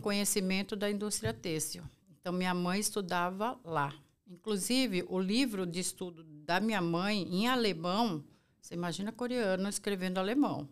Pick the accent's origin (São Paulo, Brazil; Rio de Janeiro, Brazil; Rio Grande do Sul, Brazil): São Paulo, Brazil; sou brasileira, eu sou nascida aqui em São Paulo